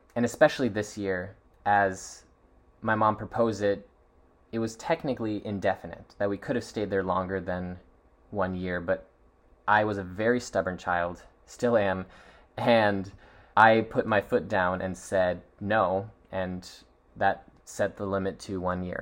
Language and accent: English; Seattle, Washington, United States; I was born in Seattle, Washington